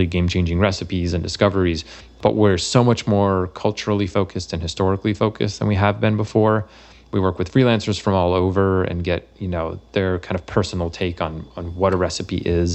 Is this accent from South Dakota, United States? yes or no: no; Massachusetts, United States; moved away; I'm from Massachusetts originally